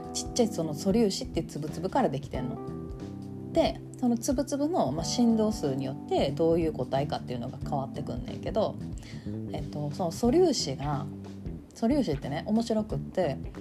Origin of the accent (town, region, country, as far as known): Kansai, Japan; accent: Kansai-ben